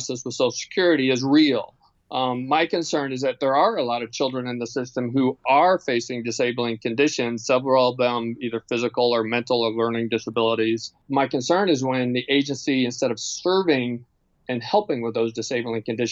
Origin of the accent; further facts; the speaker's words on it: Indiana, United States; now in Baltimore, United States; I grew up in the Midwest and Indiana and the mostly white middle-class suburbs